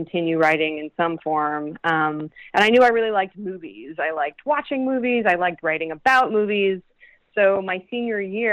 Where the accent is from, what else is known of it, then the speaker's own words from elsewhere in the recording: Pottsville, Pennsylvania, United States; growing up in Pottsville